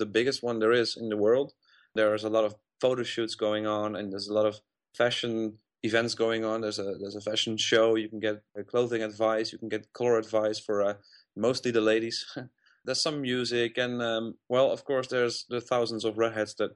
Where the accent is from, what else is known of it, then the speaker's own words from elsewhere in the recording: Uden, North Brabant, Netherlands; also born or lived in Breda; I grew up in a little town called Uden. I started studying in Breda when I was 16, and I still live here